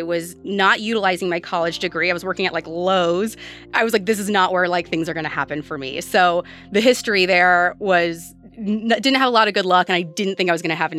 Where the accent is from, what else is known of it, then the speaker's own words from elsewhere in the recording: South Bend, Indiana, United States; I am 32 years old from South Bend, Indiana